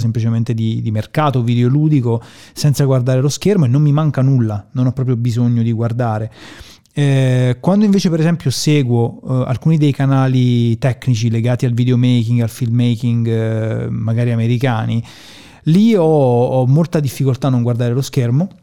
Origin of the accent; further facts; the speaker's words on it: Termoli, Molise, Italy; non da milanese, da termolese